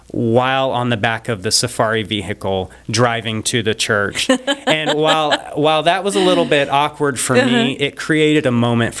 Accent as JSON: {"language": "English", "country": "United States", "said": "because I was from America"}